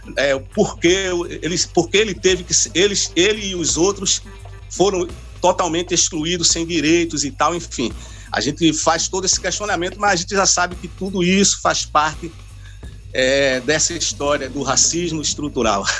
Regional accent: Pernambuco, Brazil; a gente como brasileiro, como pernambucano

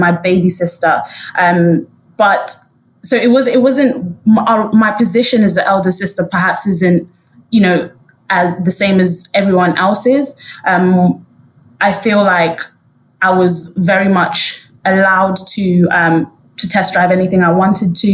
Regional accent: London, United Kingdom; also born or lived in Harrow; I went to school in Harrow, but I grew up in Brent. That was where our family home was.

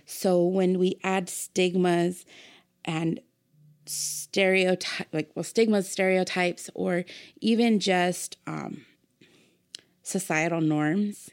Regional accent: Pomona, California, United States; Born and raised in Pomona

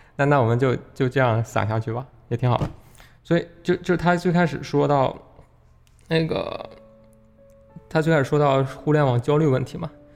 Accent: China; 我们，中国人

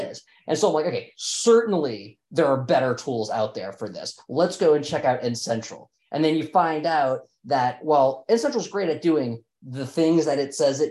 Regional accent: New Orleans, Louisiana, United States; we're both from New Orleans

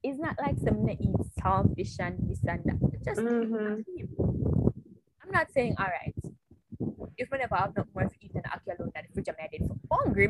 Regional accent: Jamaica; if my Jamaican card I get revoked

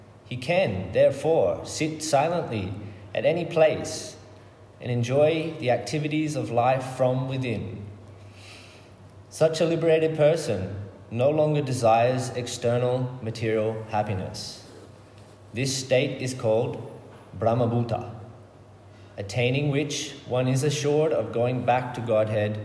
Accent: Murwillumbah area, New South Wales, Australia; also born or lived in Brisbane / Melbourne; I grew up in this area. I lived on this property as a child, but now I live in the town nearby, Moolumbah, with my family.

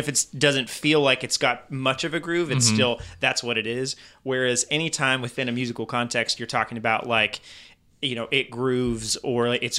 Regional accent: France; Yeah, growing up in, growing up in France, and I went to a very international church

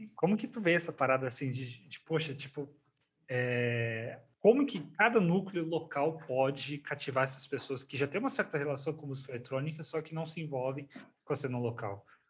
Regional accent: South Region, Brazil; eu nasci e cresci no Sul.

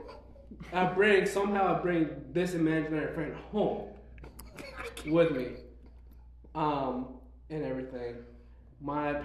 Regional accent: Mexico; moved away; also born or lived in Mexico City, Mexico / Puerto Vallarta, Mexico; we moved houses from Mexico City to Puerto Vallarta, we had to find a new school and everything

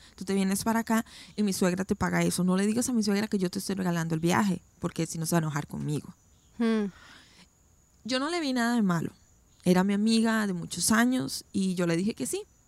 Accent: Costa Rica; moved away as an adult; now in United States; yo nací, crecí en Costa Rica

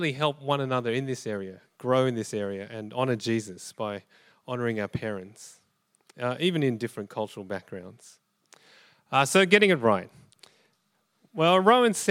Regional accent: Australia; I was born in Australia, my parents are from Malaysia

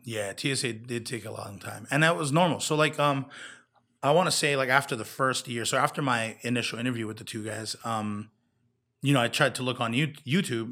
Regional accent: Kona, Hawaii, United States; now in Las Vegas, United States; my hometown

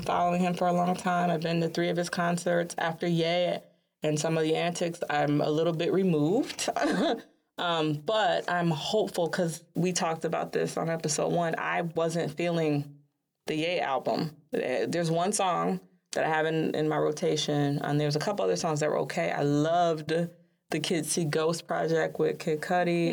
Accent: Chicago, Illinois, United States; Chicago being my hometown

